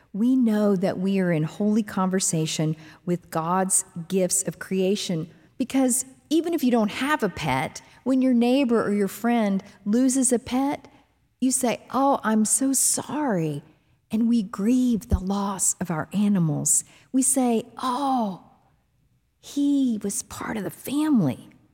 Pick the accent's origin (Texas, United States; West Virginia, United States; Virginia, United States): Texas, United States; Dallas–Fort Worth area; D F W Airport, near the home where I grew up